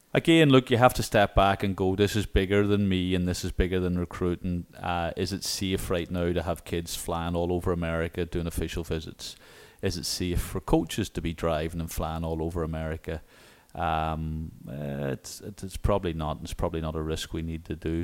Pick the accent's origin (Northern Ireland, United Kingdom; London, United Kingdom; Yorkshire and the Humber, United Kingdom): Northern Ireland, United Kingdom; Newcastle; now in Little Rock, United States; the Royal County Down, um, in my hometown